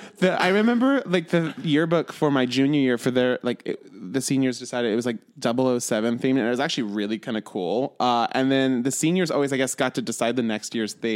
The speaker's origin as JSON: {"language": "English", "town": "Bakersfield", "region": "California", "country": "United States", "said": "I'm from Bakersfield, Chad, and we are full on Hicks"}